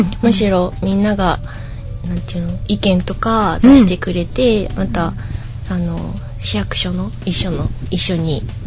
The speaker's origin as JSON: {"language": "Japanese", "town": "Toyooka", "region": "Hyogo", "country": "Japan", "tie": "born or raised there", "said": "20年間ここの豊岡で育ってきて"}